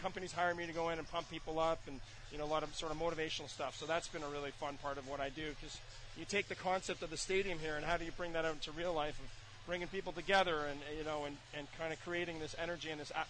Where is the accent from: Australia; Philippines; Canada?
Canada; Growing up in Canada